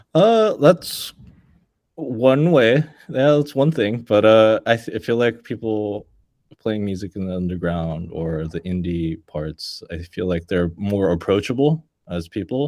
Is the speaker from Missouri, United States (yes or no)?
no; Los Angeles, California, United States; I'm from born and raised in LA, and I have to say LA because I mean that's the nearest bigger city. I'm actually from like the suburbs